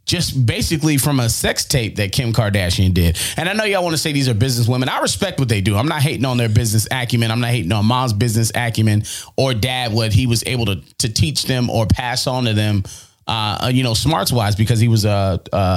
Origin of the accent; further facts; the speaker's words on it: Phoenix, Arizona, United States; moved away as an adult; now in Detroit, United States; In my hometown